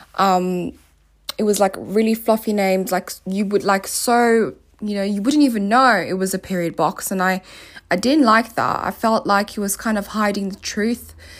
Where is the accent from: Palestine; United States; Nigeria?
Nigeria; also born or lived in South Africa; now in United Kingdom; I grew up in Nigeria and South Africa